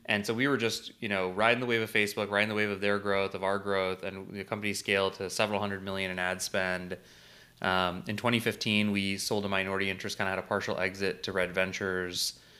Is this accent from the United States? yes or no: yes; St. Louis, Missouri, United States; I was born and raised in Saint Louis.